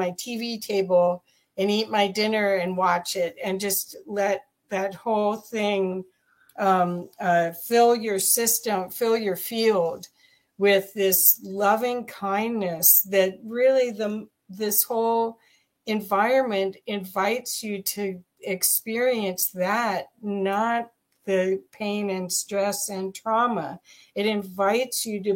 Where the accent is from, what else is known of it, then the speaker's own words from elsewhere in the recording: Ohio, United States; now in Colorado, United States; when I grew up in Ohio